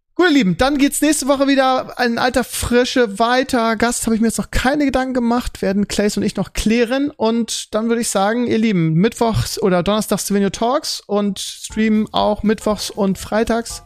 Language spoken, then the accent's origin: German; Germany; bei uns in Deutschland